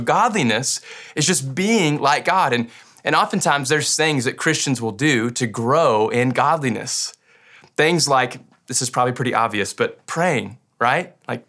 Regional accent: Kentucky, United States; Like, I grew up in Western Kentucky. That used to be what all me and my farm friends wore, but now it's trendy.

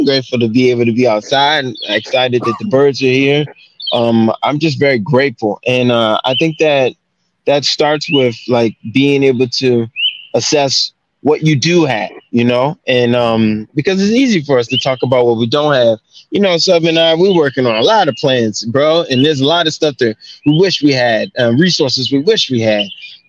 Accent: Baltimore, Maryland, United States; because I grew up in Baltimore in elementary.

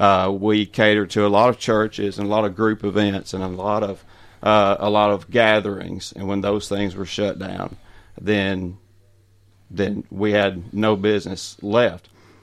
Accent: Waynesboro, Tennessee, United States; also born or lived in Nashville, Tennessee; I was born and raised in Waynesboro.

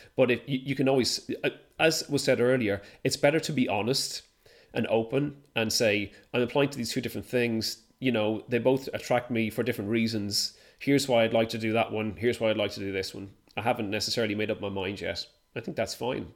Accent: Ireland; now in United Kingdom; I'm Irish

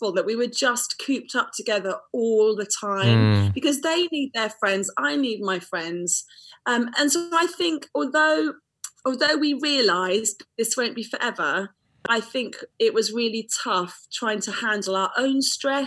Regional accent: London, United Kingdom; now in North of England, United Kingdom; So I am a Southerner. I'm a Londoner that's been banished to the mighty north of England

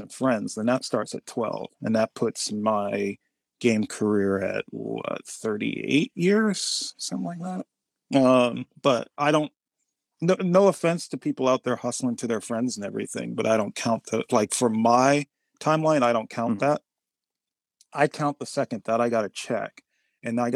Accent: the Bay Area, California, United States; growing up in the Bay Area

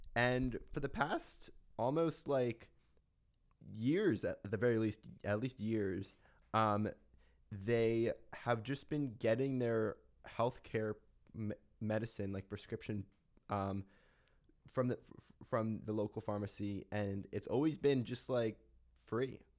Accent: Philadelphia, Pennsylvania, United States; moved away; I wanna be connected to my hometown

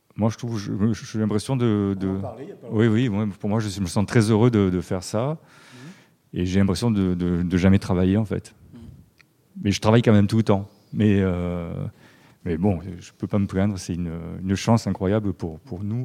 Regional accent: Marseille, Provence-Alpes-Côte d'Azur, France; je suis de Marseille

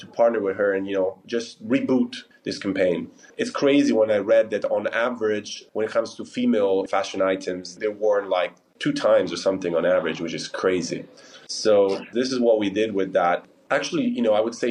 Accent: Milan, Lombardy, Italy; my company is based in Lugano and Milan, and I'm from Milan

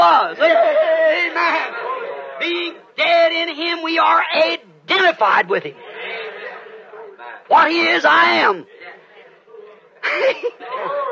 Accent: United States; I'm an American

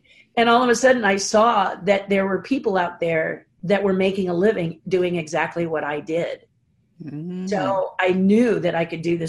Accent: Pasadena, California, United States; Born and raised in Pasadena

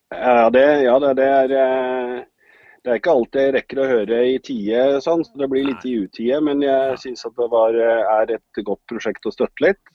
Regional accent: Hamar, Innlandet, Norway; moved away as an adult; also born or lived in Grimstad / Oslo; now in Son, Norway; fra Grimstad, men oppvokst utenfor Hamar.

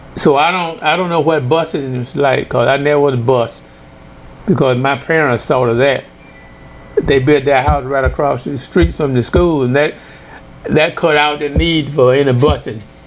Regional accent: Mansfield, Louisiana, United States; I grew up in DeSoto Parish, a small town called Mansfield, Louisiana

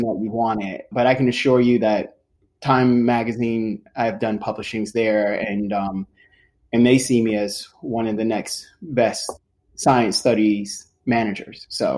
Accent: Johnstown, United States; So I'm from Johnstown, and I am a engineering studies manager.

